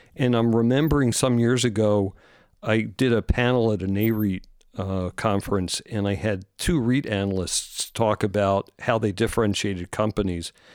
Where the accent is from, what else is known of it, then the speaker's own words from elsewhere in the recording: East Coast, United States; we're both from the East Coast.